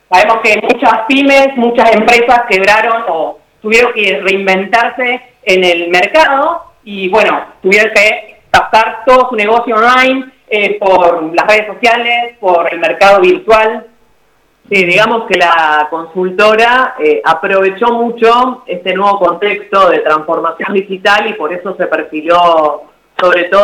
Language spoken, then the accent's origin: Spanish; San Nicolás de los Arroyos, Buenos Aires Province, Argentina; si bien nací en San Nicolás, estamos trabajando en Rosario, pero para todo el país.